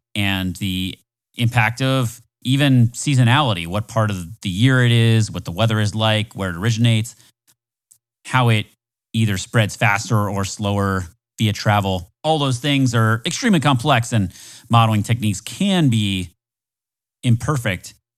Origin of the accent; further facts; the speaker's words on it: Florida, United States; I'm from Florida